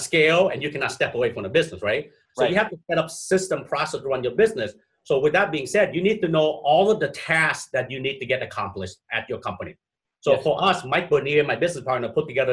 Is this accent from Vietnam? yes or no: yes; Vietnam; now in Minnesota, United States; I'm originally from Vietnam, I'm from that part of the world as well.